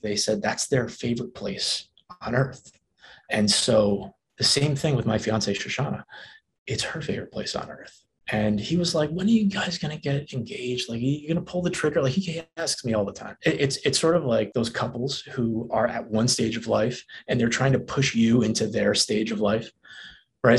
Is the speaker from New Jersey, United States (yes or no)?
yes; New Jersey, United States; moved away; I'm from New Jersey